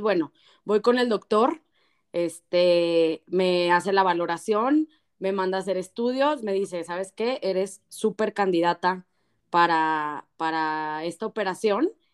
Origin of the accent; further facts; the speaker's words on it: Torreón, Coahuila, Mexico; Torreón, de donde soy yo